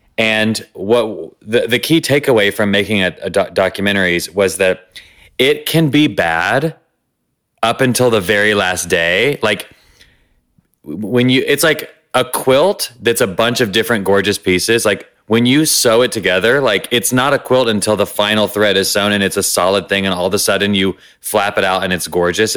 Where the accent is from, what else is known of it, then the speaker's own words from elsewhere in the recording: the South, United States; growing up in the Christian South, scared and gay